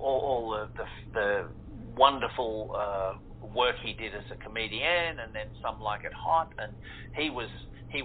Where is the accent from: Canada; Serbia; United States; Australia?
Australia; accent: Australian; I am an Australian and I have, you know, an Australian accent